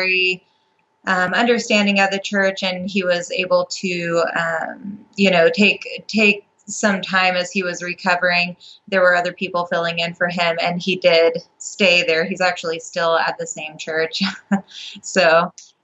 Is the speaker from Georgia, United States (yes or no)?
no; Appalachian Mountains, Virginia, United States; I grew up in Virginia in the United States. It's in the Appalachian Mountains